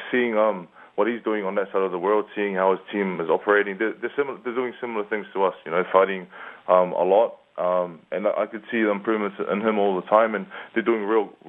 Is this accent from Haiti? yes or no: no; New Zealand; also born or lived in Samoa (ancestry); now in Las Vegas, United States; I am from New Zealand. I was born in New Zealand, born and raised.